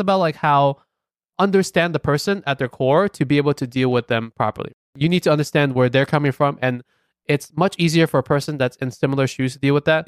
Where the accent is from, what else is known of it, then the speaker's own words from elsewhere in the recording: New York City, New York, United States; we're very happy being American, proud Americans, proud New Yorkers